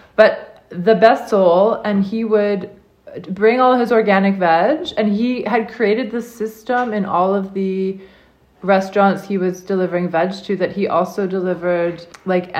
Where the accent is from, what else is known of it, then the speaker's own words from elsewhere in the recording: Ottawa, Ontario, Canada; moved away as an adult; also born or lived in Prince Edward County, Canada; now in Jura, France; I was born and I grew up in Ottawa, Canada